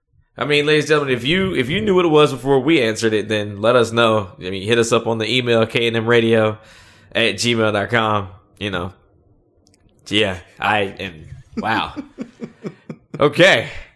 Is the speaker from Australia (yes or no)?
no; the South, United States; Well, I am from the South. You know, so the hospitality.